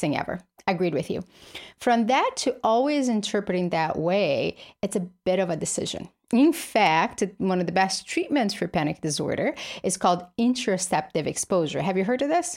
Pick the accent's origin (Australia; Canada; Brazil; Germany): Brazil; moved away; I grew up in Brazil, poor with his single mother